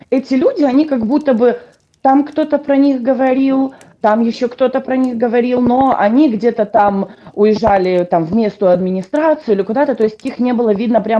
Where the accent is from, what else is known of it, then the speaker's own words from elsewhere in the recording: Poltava Oblast, Ukraine; То есть я русскоязычная украинка, ну то есть я всю жизнь фактически разговариваю, разговариваю на русском. А, хотя украинский я знаю очень-очень хорошо, потому что я полдетства провела в Полтавской области